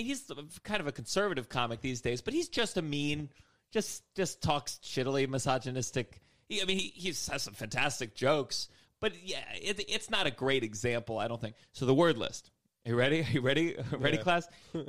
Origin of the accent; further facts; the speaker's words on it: Potomac, Maryland, United States; Potomac, Maryland.